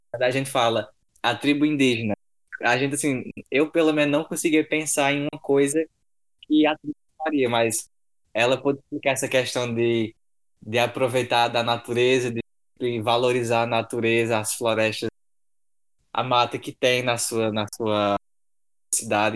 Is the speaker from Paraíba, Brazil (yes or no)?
yes; São João do Rio do Peixe, Paraíba, Brazil; minha cidade é no interior da Paraíba, São João do Rio do Peixe